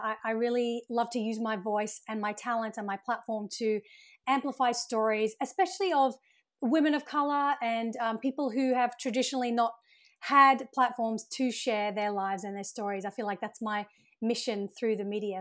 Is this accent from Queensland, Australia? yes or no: yes; Brisbane, Queensland, Australia; moved away as an adult; also born or lived in United Kingdom / Sydney, Australia; now in Los Angeles, United States; I was actually born in the U K, and I grew up in Australia, so my family migrated to Australia when I was around eight